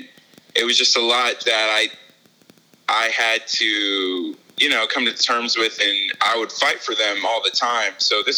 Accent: Boone, North Carolina, United States; I will say that I grew up in Boone because that's where I learned a lot of my life lessons.

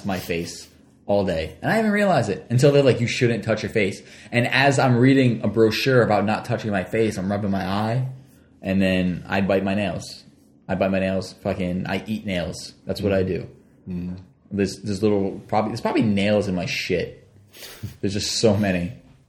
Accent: Woonsocket, Rhode Island, United States; moved away as an adult; I lived here my whole life until recently. I moved because I have a child and I want him to succeed in life. So we had to get out of Woonsocket

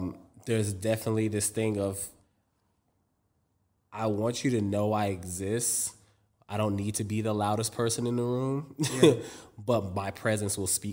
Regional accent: New York City, New York, United States; also born or lived in Europe; I'm from Harlem. So it's like I have both like this European upbringing and I have this hood upbringing

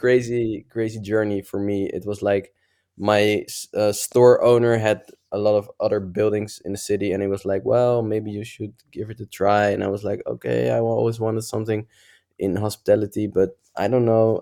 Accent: Netherlands; I'm from Netherlands.

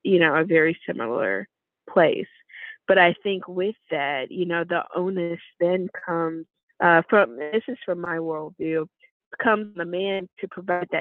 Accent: the South, United States; now in Chicago, United States; I'm from the South originally

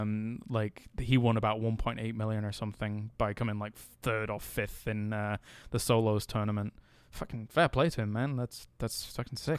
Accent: England, United Kingdom; as somebody from England

